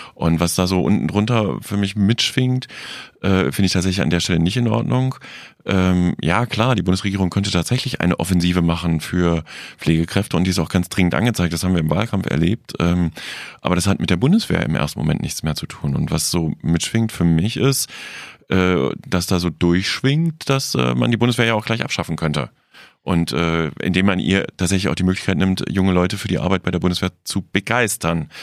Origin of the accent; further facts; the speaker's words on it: West Germany, Germany; ich, als Wessi